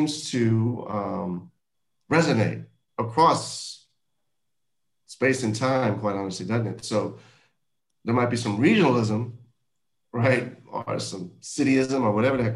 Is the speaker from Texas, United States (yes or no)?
yes; Houston, Texas, United States; moved away as an adult; also born or lived in Washington, D.C.; my experience growing up in Houston, Texas